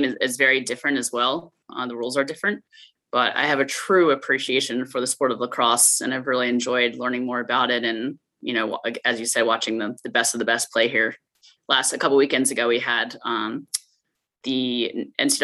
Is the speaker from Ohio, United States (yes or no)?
no; Baltimore, Maryland, United States; I grew up in Baltimore, Maryland